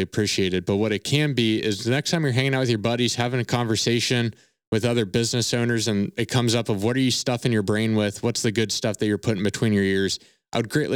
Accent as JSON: {"language": "English", "town": "Cincinnati", "region": "Ohio", "country": "United States", "tie": "born or raised there", "said": "born and raised in Cincinnati"}